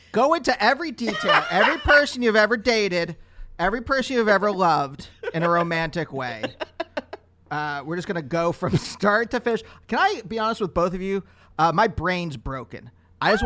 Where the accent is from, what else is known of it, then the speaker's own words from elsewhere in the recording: Reading, Pennsylvania, United States; I grew up in Reading, Pennsylvania